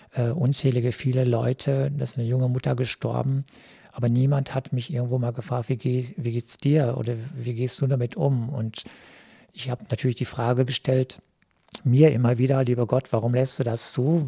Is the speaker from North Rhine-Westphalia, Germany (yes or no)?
yes; Cappenberg, North Rhine-Westphalia, Germany; moved away as an adult; now in Duisburg, Germany; die Gemeinde Kappenberg, wo ich groß geworden bin